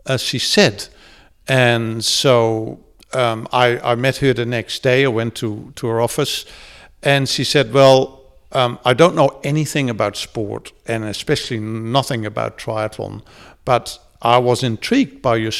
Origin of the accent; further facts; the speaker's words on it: Netherlands; first language Dutch; English is a second language; moved away as an adult; now in New Zealand; growing up in Holland, you know, around the 60s and 70s